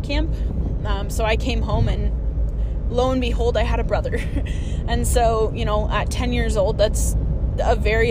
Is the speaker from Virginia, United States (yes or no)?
no; Texas, United States; I was born in Texas. I was born into a military family.